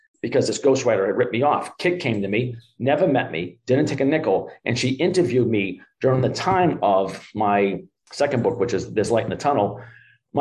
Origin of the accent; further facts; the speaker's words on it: Everett, Massachusetts, United States; accent: Boston; I'm from Everett, Mass, right outside of Charlestown